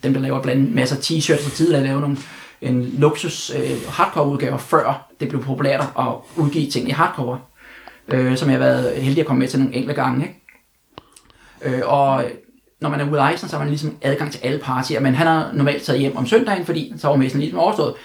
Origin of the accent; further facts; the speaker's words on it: Denmark; jeg var fra Danmark